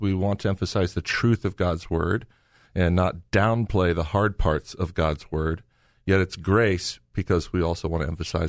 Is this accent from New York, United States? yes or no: no; Lexington, Ohio, United States; I grew up in Lexington, Mansfield area in a Christian home